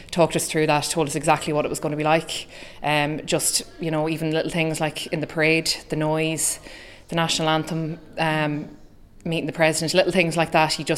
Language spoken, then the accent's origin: English; Ballymore, Connacht, Ireland; moved away; also born or lived in Dublin; I'm from Ballymore in County Leitrim. Um, I transferred to Na Fianna three years ago.